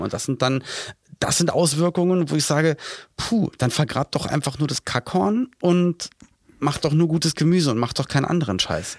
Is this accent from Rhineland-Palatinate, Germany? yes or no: no; Berlin, Germany; in Berlin-Spandau, wo ich aufgewachsen bin